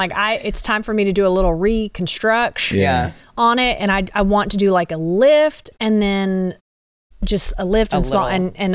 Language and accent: English; Montgomery County, Texas, United States; born or raised there